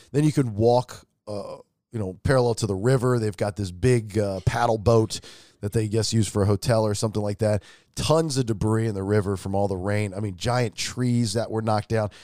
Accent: Atlanta, Georgia, United States; I'm from Atlanta

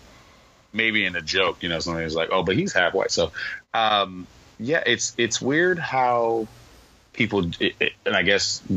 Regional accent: Sacramento, California, United States; growing up in Sacramento, it's kind of diverse.

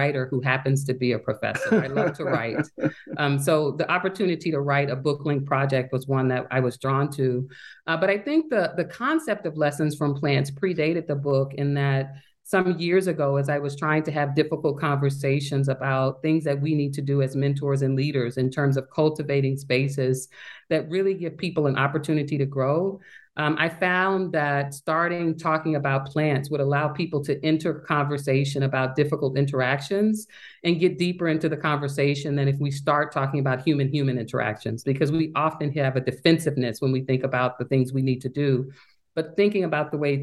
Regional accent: Little Rock, Arkansas, United States; moved away as an adult; also born or lived in Michigan; now in Grinnell, United States; I grew up in Little Rock, Arkansas

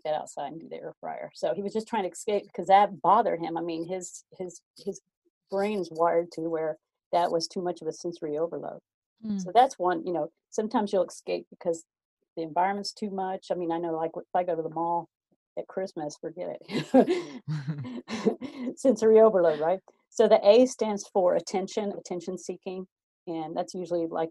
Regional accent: the South, United States; I'm from the South

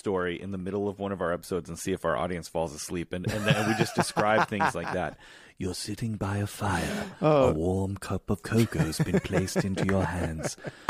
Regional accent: Chicago, Illinois, United States; accent: Chicago; moved away; he's from Chicago, like myself.

